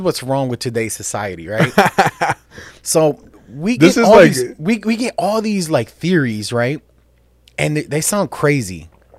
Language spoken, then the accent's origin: English; Jerusalem, Jerusalem District, Israel; I remember as a little child, I grew up in Jerusalem, right?